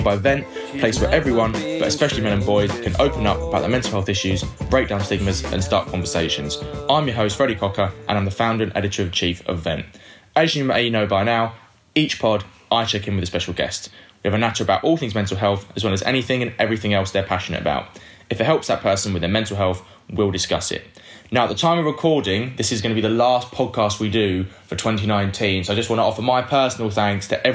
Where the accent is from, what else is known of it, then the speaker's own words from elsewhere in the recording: London, United Kingdom; Leytonstone, my hometown as well